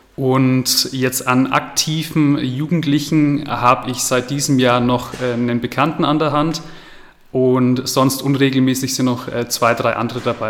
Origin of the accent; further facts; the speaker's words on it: Bavaria, Germany; bei uns in Bayern